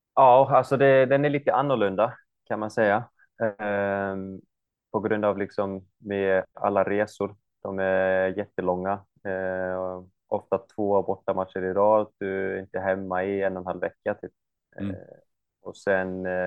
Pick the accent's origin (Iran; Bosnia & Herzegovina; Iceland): Iceland; moved away as an adult; also born or lived in United States; now in Norrköping, Sweden; jag kommer ju från Island och stället jag kommer ifrån är ganska typ kan man förklara, alltså nära USA, alltså eh, US eh, Army var ju, hade ett base eh, uppe vid, i min stad